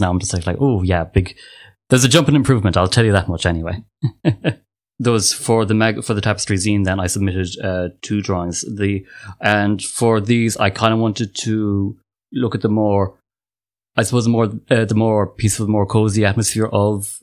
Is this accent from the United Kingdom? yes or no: no; Ireland; I'm from Ireland, and I am an artist